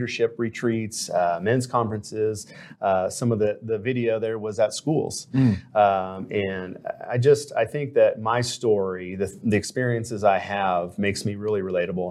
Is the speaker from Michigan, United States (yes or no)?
no; Anaheim, California, United States; moved away as an adult; also born or lived in Hawaii; I grew up in Anaheim, California